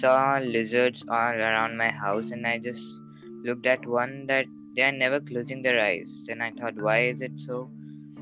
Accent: India; I'm from India.

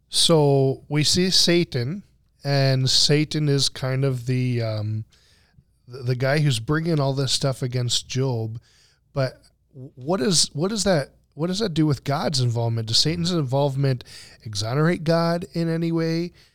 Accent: United States; I'm speaking as an American

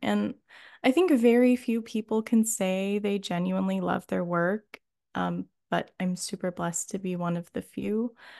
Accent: Oberlin, Ohio, United States; moved away as an adult; also born or lived in England; getting into the college in my hometown

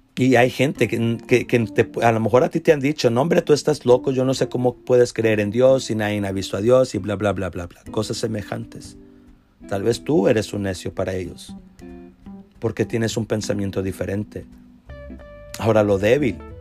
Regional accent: Mission, Texas, United States; Yo soy de Texas, aquí de Mission, del Valle de Texas, de la ciudad de Mission

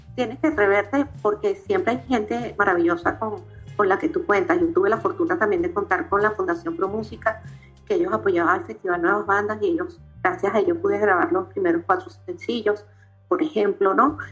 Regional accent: Caracas, Capital District, Venezuela; yo soy, bueno, nací en Katia

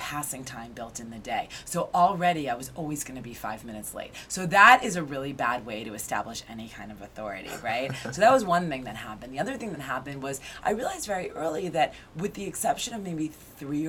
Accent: Newton, Massachusetts, United States; moved away as an adult; now in New York City, United States; I grew up in Newton, Massachusetts, which is a suburb west of Boston

